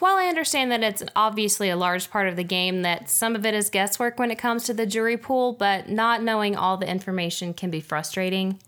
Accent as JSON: {"language": "English", "country": "United States", "said": "being American"}